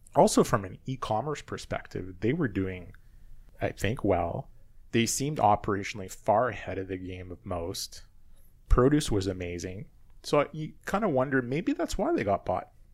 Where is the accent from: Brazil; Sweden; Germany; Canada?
Canada; also born or lived in Charlotte, North Carolina; as the Canadian in the area